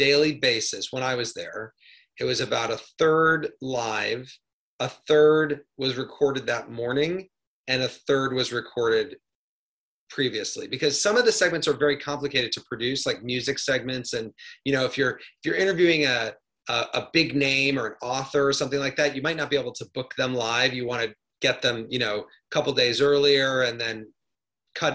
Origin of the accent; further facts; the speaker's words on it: Midwest, United States; moved away; I grew up in the Midwest